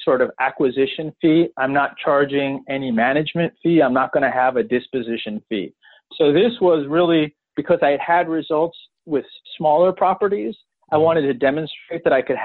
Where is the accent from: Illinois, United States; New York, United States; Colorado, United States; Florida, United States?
Illinois, United States; Chicago; also born or lived in central Pennsylvania; now in Pennsylvania, United States; I'm from Chicago, but now I'm based in central Pennsylvania